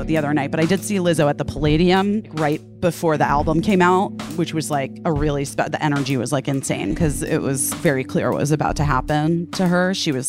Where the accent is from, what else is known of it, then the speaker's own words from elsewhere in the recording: Arizona, United States; So even when I was growing up in Arizona